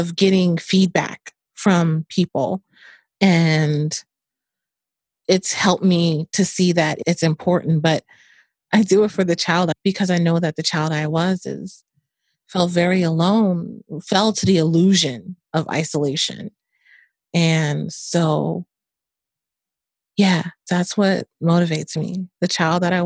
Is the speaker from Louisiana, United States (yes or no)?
yes; New Orleans, Louisiana, United States; moved away as an adult; I was born in New Orleans, Louisiana. I left there when I was 18